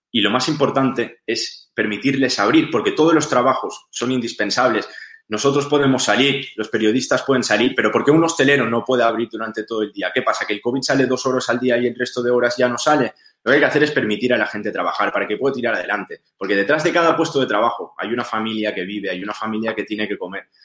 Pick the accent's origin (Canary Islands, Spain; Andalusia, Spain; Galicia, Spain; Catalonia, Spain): Catalonia, Spain; un 50% de las ocupaciones que se dan en toda España suceden en Cataluña. Somos la comunidad más afectada eh, por la ocupación.